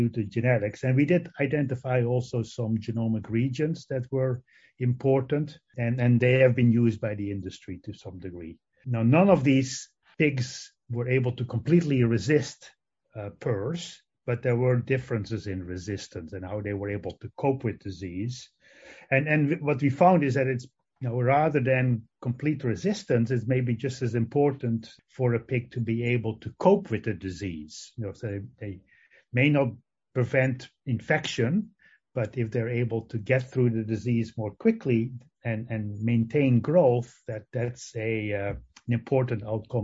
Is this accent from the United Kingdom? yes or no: no; Netherlands; English is a second language; moved away as an adult; also born or lived in Madison, Wisconsin / Guelph, Canada; now in Ames, United States; I actually grew up in on a mixed crop and dairy farm in the Netherlands. That's where my accent comes from